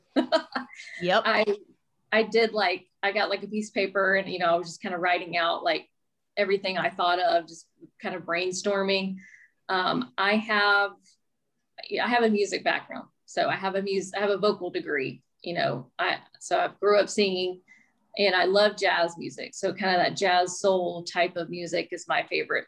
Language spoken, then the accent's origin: English; Mobile, Alabama, United States; moved away as an adult; now in St. Petersburg, United States; I'm originally from Mobile, Alabama, and born and raised.